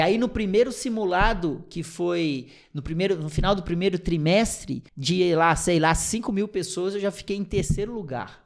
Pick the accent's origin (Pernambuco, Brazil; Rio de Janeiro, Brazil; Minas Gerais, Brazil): Minas Gerais, Brazil; Piumhi; moved away; also born or lived in Votuporanga; Sou de uma cidadezinha do interior de Minas Gerais, de 30 mil habitantes, chamada Piuí. É bem pequenininha, mas uma cidade muito legal que eu tenho muito orgulho de ter nascido e cri sido criado lá.